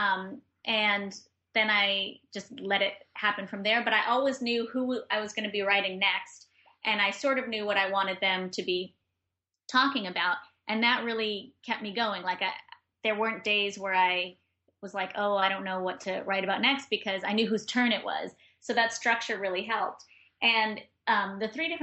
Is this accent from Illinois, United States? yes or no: no; New York, United States; also born or lived in Granada, Nicaragua; as a New Yorker